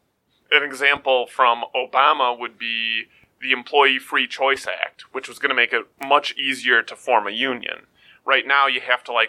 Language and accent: English; United States; as an American